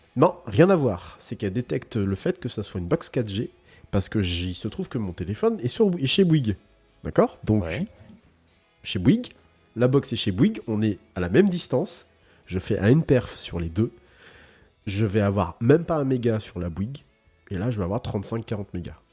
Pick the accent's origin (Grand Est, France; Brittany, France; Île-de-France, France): Brittany, France; chez nous en Bretagne